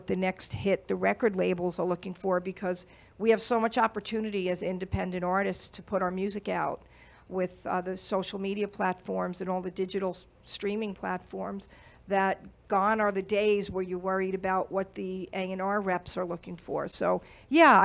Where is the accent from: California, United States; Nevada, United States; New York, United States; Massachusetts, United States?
New York, United States; Long Island; I'm a girl from New York, Long Island, New York.